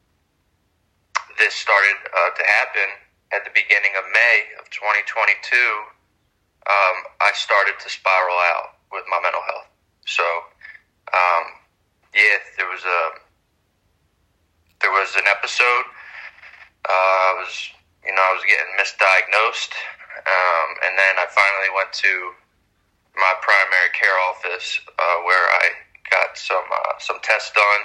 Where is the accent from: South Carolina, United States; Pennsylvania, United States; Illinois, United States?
Pennsylvania, United States; Philadelphia; I was born and raised in Philadelphia